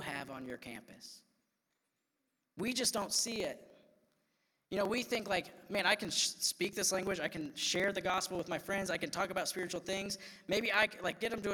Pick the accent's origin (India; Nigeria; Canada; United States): United States; Iowa; I'm just like this white kid from Iowa that like grew